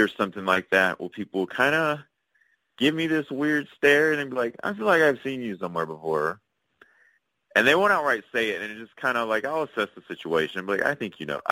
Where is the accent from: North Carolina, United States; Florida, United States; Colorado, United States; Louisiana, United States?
Louisiana, United States; Shreveport; moved away; also born or lived in Los Angeles; I moved back to Shreveport, Louisiana, which was my hometown. It's where I was born.